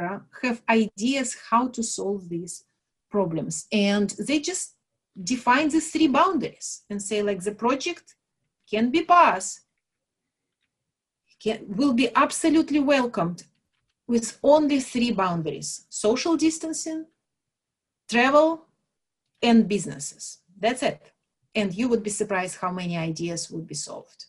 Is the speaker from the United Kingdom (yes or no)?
no; Belarus; moved away; I'm from Belarus, where we kind of know how to deal with, you know, limits or financial limits and government regulations and everything else